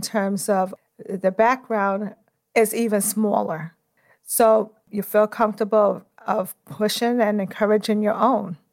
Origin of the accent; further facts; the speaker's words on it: New York City, New York, United States; I'm from Brooklyn, New York. I always like to start off with where I came from